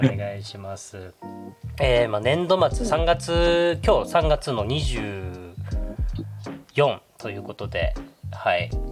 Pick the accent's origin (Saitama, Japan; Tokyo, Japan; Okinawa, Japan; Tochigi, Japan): Okinawa, Japan; 僕は沖縄出身